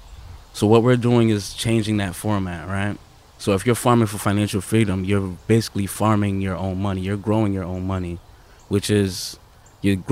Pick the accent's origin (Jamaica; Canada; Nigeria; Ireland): Jamaica; now in Connecticut, United States; I grew up in Jamaica